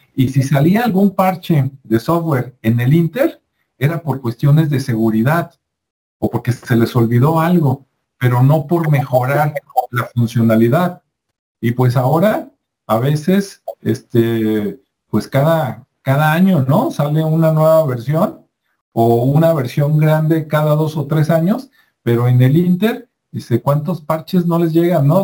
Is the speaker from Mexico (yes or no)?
yes; Mexico; acá en México